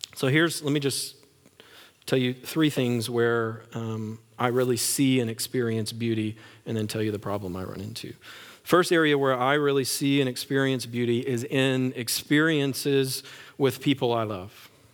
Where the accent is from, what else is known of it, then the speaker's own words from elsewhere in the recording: West Texas, United States; I grew up in West Texas